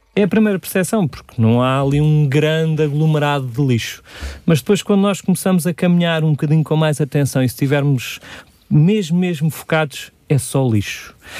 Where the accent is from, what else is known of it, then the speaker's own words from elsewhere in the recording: Sintra, Lisbon, Portugal; eu sou aqui de Sintra, vivo em Magoito